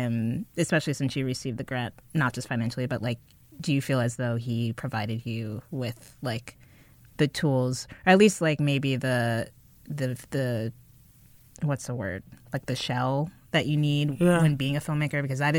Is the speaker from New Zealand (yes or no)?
no; Connecticut, United States; now in New York, United States